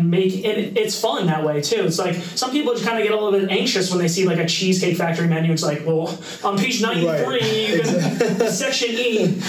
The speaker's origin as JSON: {"language": "English", "region": "New York", "country": "United States", "tie": "born or raised there", "said": "growing up in New York and like America in general"}